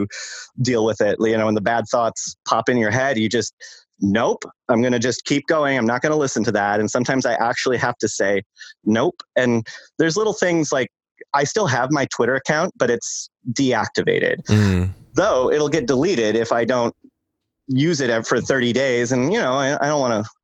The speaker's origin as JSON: {"language": "English", "region": "Michigan", "country": "United States", "tie": "born or raised there", "said": "when I was in high school, I would walk 2 miles to school every day. And I'm from Michigan"}